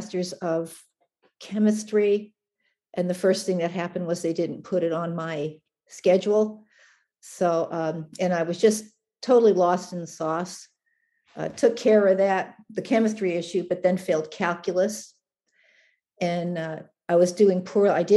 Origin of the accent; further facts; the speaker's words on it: Canada; now in United States; I was born in Canada